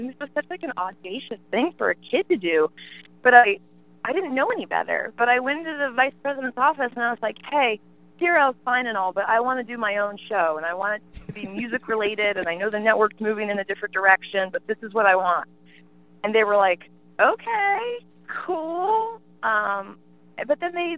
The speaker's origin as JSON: {"language": "English", "town": "Sterling", "region": "Virginia", "country": "United States", "tie": "born or raised there", "moved": "yes", "lives_now": "upstate New York, United States", "said": "when I was growing up in Northern Virginia, it was all farms."}